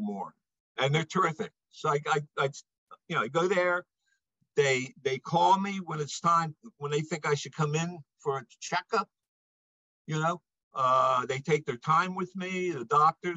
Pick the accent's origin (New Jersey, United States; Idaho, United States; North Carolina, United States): New Jersey, United States; I'm from New Jersey.